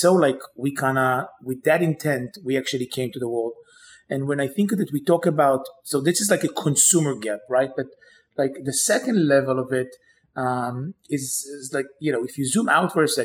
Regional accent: Israel; moved away as an adult; now in New York, United States; I grew up in Israel, always dreamt about kind of the day I'll come to New York

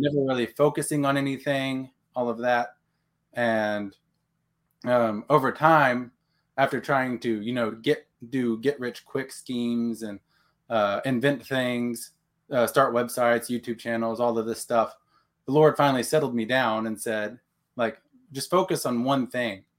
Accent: Texas, United States; now in Oklahoma, United States; Texan Okie. So I was raised in Texas, born, now in Oklahoma

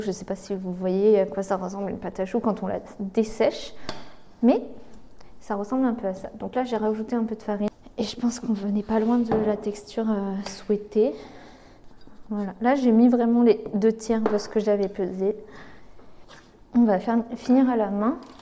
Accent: France; nous en tant que Français

